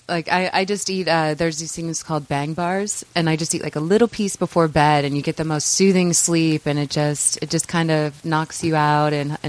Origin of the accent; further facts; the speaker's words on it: St. Louis, Missouri, United States; In St. Louis, Missouri.